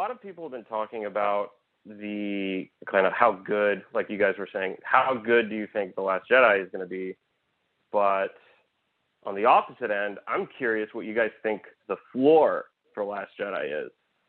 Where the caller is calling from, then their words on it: Los Angeles, California, United States; Hey, man. Calling from L.A.